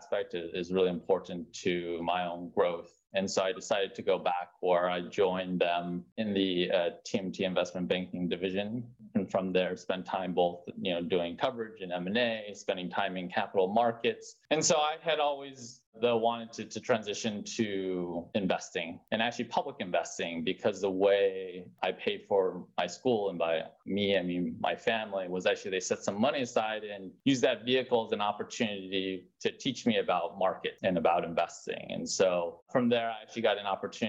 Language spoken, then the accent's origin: English; Salt Lake City, Utah, United States; moved away as an adult; also born or lived in Philadelphia / New York; now in San Francisco Bay Area, United States; I grew up in Salt Lake City, Utah, born and raised in the mountains there.